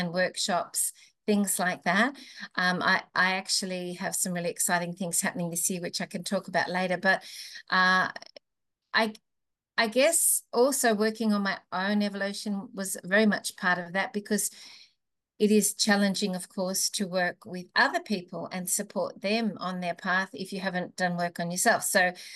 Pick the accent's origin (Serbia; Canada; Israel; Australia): Australia; Melbourne, Victoria; moved away; I came originally from Melbourne